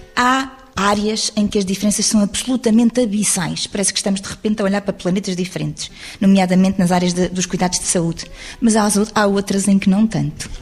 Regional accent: Lisbon, Portugal; Eu sou alfacinha de gema

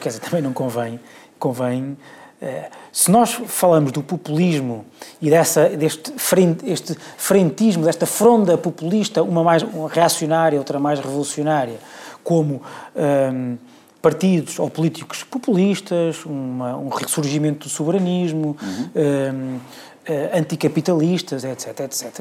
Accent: Portugal; eu, como português

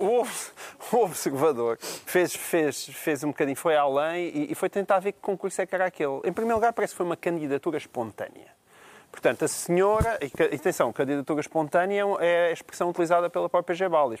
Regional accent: Portugal; eu sou português já há uns anitos, já há 40 e tal anos, não é? Eh, sou português

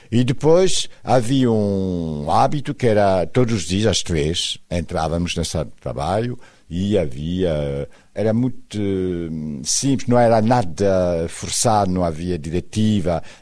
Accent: France; Portuguese is a second language; E depois viu que o meu sotaque era insuportável.

